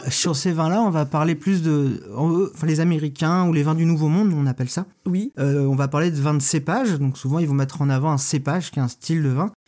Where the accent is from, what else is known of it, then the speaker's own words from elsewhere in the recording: Lorient, Brittany, France; also born or lived in Quimper / Saint-Nazaire; je suis né à, Quimper, mais j'ai grandi à Lorient. J'ai été de l'école primaire au collège euh, à Lorient.